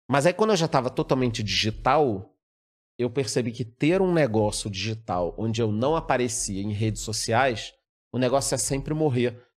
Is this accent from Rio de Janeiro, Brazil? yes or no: yes; Rio de Janeiro, Brazil; moved away; Eu sou carioca. Apesar de não parecer o sotaque, né? né? não, porque eu saí do Rio há muito tempo já.